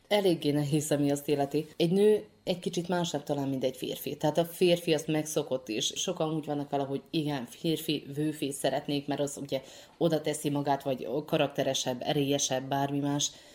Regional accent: Martonoš, Vojvodina, Serbia; moved away; Martonosról érkeztem, tehát Martonosi születésű vagyok

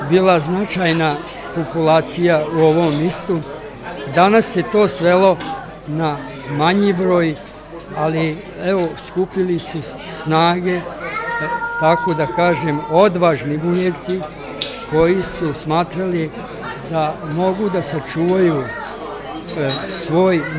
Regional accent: Čonoplja, Vojvodina, Serbia; moved away; Kao dite se sećam kako je tada Čonoplja izgledala

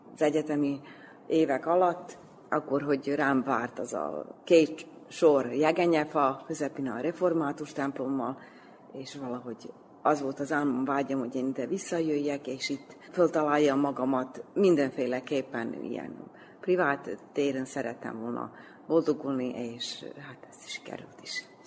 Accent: Debeljača, Vojvodina, Serbia; also born or lived in Belgrade; De Beacsán nőttem föl

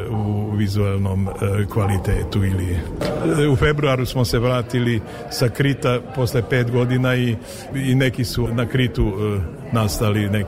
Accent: Vojvodina, Serbia; ja sam jako ponosan da, da, da potičem iz, iz Vojvodine

